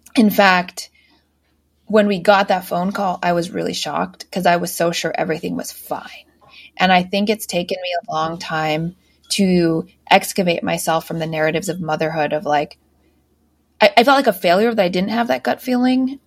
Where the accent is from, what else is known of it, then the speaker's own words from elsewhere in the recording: United States; I grew up outside just outside Washington D.C.